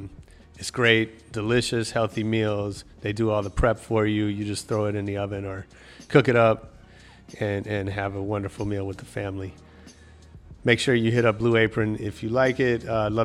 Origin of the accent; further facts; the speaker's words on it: Boston, Massachusetts, United States; I'm from Boston, and we'd drive up to New Hampshire in the summer sometimes